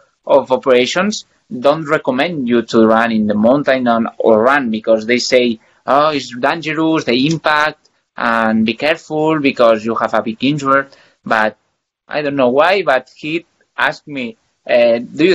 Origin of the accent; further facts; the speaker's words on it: Sant Boi de Llobregat, Catalonia, Spain; English is a second language; moved away as an adult; now in Andorra; I'm from Barcelona, close to Barcelona. Sant Boi de Llobregat is a town there.